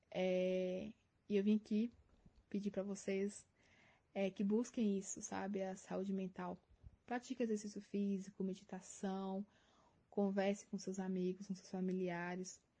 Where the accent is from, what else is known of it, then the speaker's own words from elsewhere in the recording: Minas Gerais, Brazil; now in Curitiba, Brazil; Não sou de Curitiba, eu vim de Minas Gerais. É, e eu sei o quanto é difícil, né? A questão de você adaptar em um lugar totalmente diferente, novas pessoas, nova cultura.